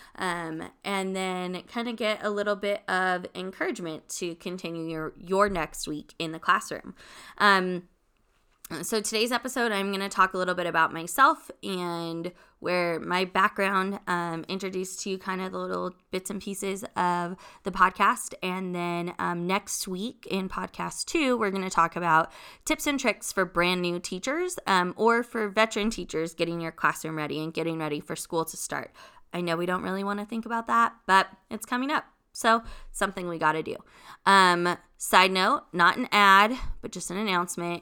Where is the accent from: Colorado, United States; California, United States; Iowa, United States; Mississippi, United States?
California, United States; Long Beach; I'm originally from California, born and raised, um, Long Beach